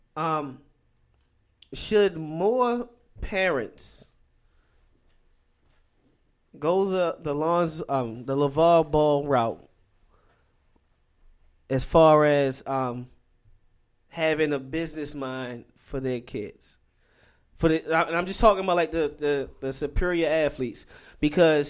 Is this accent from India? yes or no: no; Baltimore, Maryland, United States; I'm from Baltimore